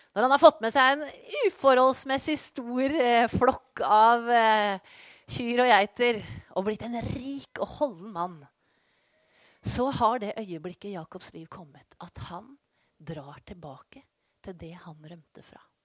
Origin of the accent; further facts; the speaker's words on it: Skien, Telemark, Norway; moved away as an adult; also born or lived in Colombia; bodde i Skien, der jeg kommer fra